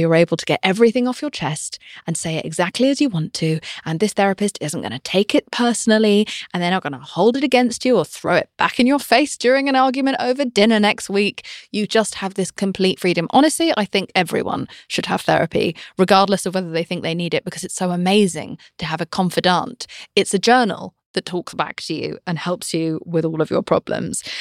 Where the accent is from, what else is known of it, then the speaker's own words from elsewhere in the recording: United Kingdom; I'm British. We are told to never say how we're feeling about anything ever